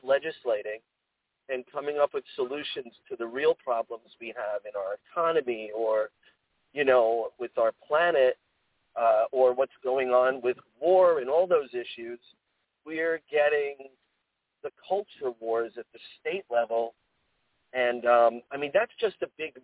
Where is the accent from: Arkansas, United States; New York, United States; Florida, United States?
New York, United States; Long Island; I'm from New York, grew up on Long Island, and, you know, between Long Island and New York City.